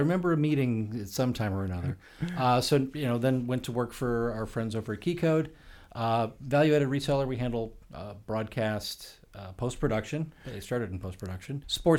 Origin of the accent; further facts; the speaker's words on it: Midwest, United States; I grew up in the Midwest.